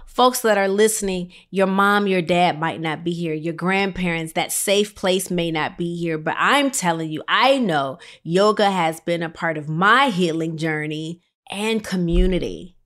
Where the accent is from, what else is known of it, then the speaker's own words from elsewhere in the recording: Illinois, United States; And we're both Midwest girls. I'm from Illinois.